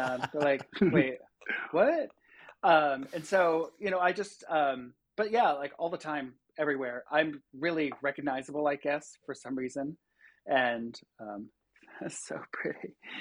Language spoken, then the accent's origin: English; Rochester, New York, United States; also born or lived in Long Island, New York; I grew up on Long Island until I was eleven, and then, uh, we moved up to Rochester, New York. So, I've been there ever since.